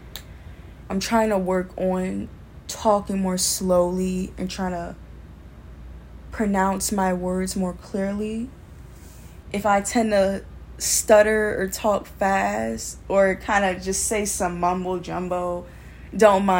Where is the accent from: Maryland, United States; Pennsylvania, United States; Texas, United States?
Maryland, United States; Baltimore; I'm from Baltimore, Maryland, and I'm 19, going on 20